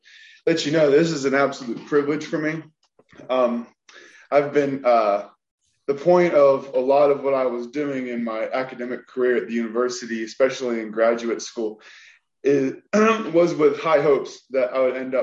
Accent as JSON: {"language": "English", "town": "Wheeling", "region": "West Virginia", "country": "United States", "said": "I come from Wheeling, West Virginia"}